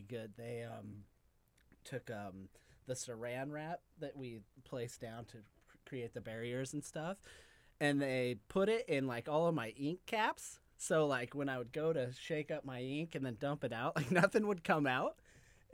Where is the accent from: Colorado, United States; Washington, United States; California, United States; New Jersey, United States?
Colorado, United States; moved away; also born or lived in New York; I'm originally from Colorado.